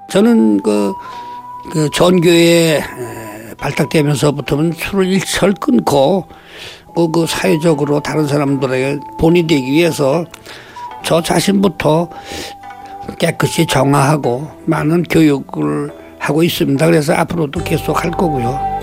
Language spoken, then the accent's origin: Korean; South Korea; 이곳에서 태어나서 아직까지 살고 있습니다